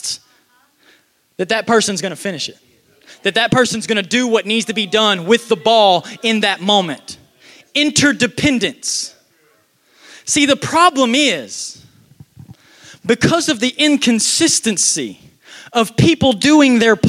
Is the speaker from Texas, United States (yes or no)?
yes; Texas, United States; I'm from Texas